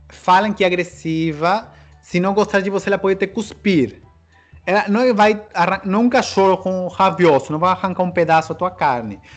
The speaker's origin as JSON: {"language": "Portuguese", "country": "Peru", "said": "Muita gente acha que sou chileno, argentino. Porque assim, eu tenho olho puxado, né? Um pouco, pela mistura indígena."}